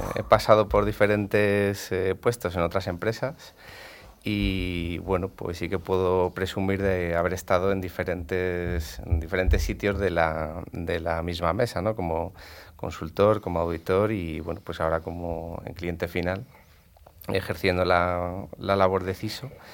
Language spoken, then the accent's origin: Spanish; Madrid, Community of Madrid, Spain; aquí en Madrid, como se, dice en Madrid, yo soy gato